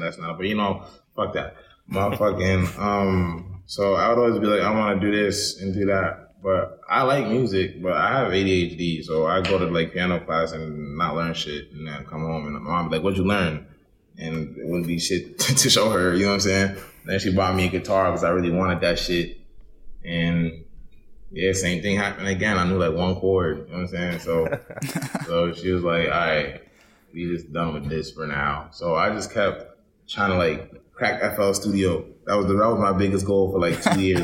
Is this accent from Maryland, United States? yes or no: yes; Baltimore, Maryland, United States; also born or lived in Indianapolis; I'm from East Baltimore. I was raised in Chingleton Park, but I was raised with like I was raised with my aunt, but I was also raised with my mom. My mom lived in Indianapolis, so it was a lot of like back and forth